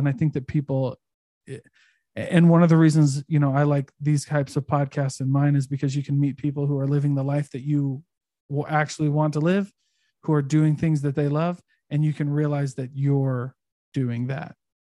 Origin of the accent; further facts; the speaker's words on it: Midwest, United States; Like my hometown, when I was growing up in the Midwest, my hometown, the average income in my hometown was like 30 or 40K.